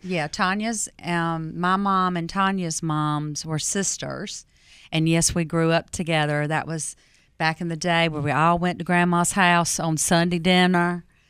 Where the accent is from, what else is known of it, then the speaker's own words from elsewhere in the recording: Fuquay-Varina, North Carolina, United States; I grew up in Fuquay-Varina back, you know, in the seventies, sixties and seventies, right?